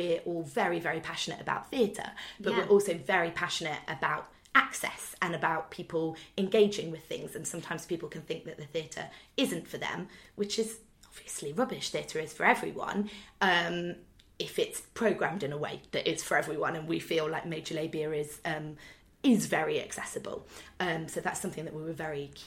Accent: Nottingham, East Midlands, United Kingdom; we're all from Nottingham

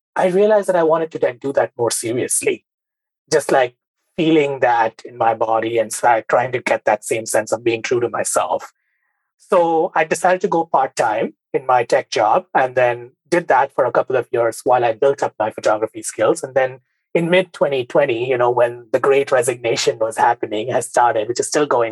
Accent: Mumbai, Maharashtra, India; moved away as an adult; now in United States; I grew up in India, in Mumbai. I had a very typical Bengali upbringing, so to speak.

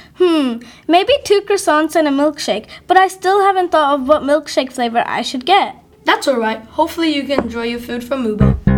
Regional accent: Pakistan; I'm from Pakistan

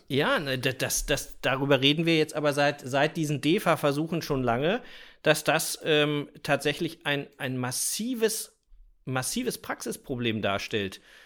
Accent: Mecklenburg-Vorpommern, Germany; bei uns in Mecklenburg-Vorpommern

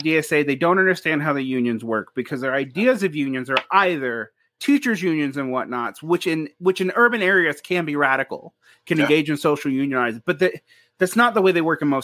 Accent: Georgia, United States; I'm from Georgia.

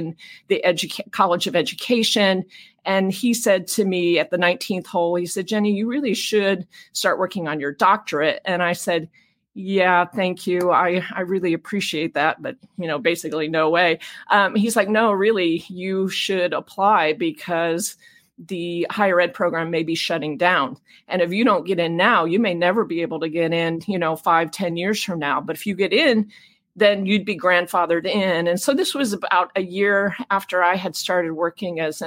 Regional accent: Champaign, Illinois, United States; also born or lived in Ohio; I was born in Ohio and grew up mainly in Champaign, Illinois.

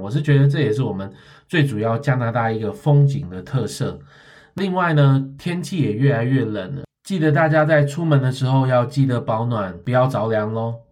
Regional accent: Taiwan; 我们台湾人

